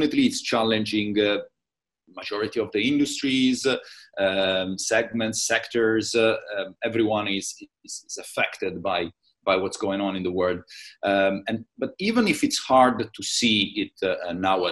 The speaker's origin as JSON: {"language": "English", "country": "Italy", "accent": "Italian", "second_language": "English", "moved": "as an adult", "lives_now": "Middle East", "said": "Originally, I'm Italian, as you can assume from my very marked accent."}